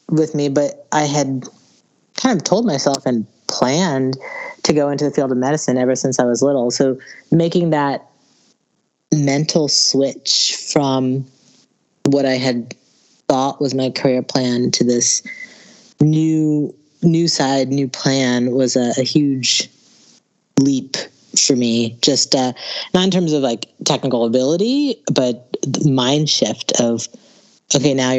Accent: Alexandria, Virginia, United States; I grew up in Northern Virginia, in Alexandria, Virginia, right outside D.C.

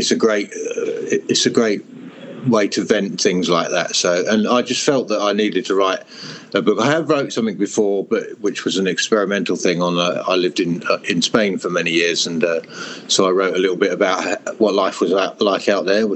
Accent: Hertfordshire, East of England, United Kingdom; also born or lived in Europe; I am from England in Hertfordshire, which is very green and rural.

